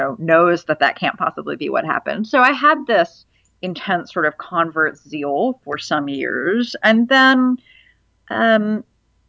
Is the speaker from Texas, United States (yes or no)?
no; North Carolina, United States; also born or lived in Virginia / Cambridge, United Kingdom; I grew up Jewish in North Carolina and Virginia